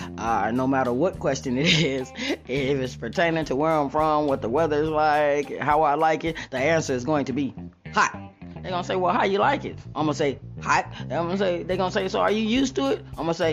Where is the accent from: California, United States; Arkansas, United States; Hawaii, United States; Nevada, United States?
Nevada, United States; Las Vegas; I'm from Vegas.